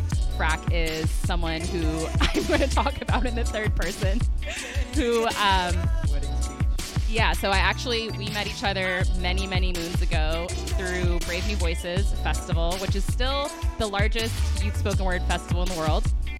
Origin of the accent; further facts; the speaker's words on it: San Francisco, California, United States; Born and raised in San Francisco, which I feel like is pretty... pretty rare these days.